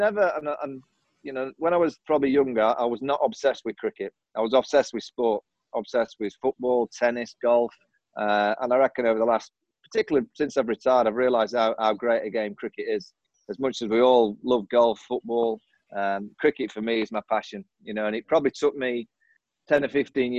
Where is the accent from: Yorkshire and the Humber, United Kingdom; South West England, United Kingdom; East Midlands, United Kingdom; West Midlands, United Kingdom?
Yorkshire and the Humber, United Kingdom; Sheffield; also born or lived in Manchester; I was born in Manchester, moved to Sheffield when I was 9.